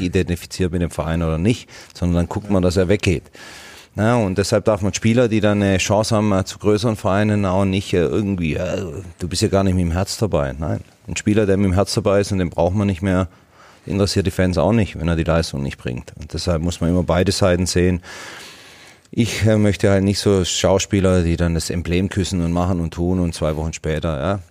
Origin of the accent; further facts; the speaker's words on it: Swabia, Germany; Was bin ich Schwabe